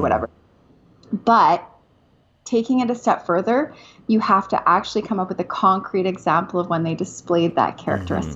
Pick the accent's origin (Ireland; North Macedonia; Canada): Canada; moved away as an adult; now in United States; I am a Canadian. I am a Canadian